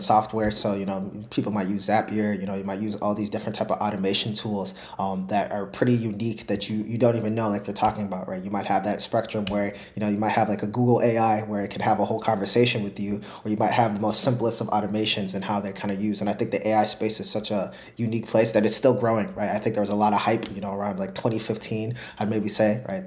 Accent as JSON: {"language": "English", "region": "Minnesota", "country": "United States", "tie": "born or raised there", "moved": "yes", "said": "I grew up in Minnesota"}